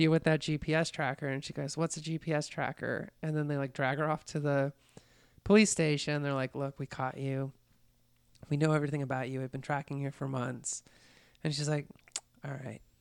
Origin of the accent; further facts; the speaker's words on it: Colorado, United States; I grew up in Colorado